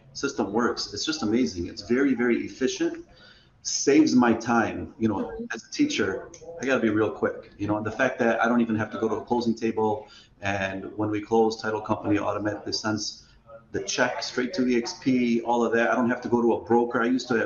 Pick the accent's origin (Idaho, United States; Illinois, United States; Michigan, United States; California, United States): Michigan, United States; Dearborn; I grew up in Dearborn.